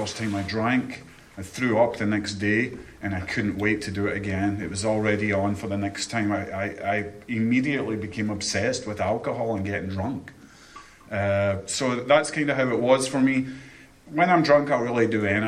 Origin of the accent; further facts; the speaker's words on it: Scotland, United Kingdom; now in Chesapeake, United States; I'm from Scotland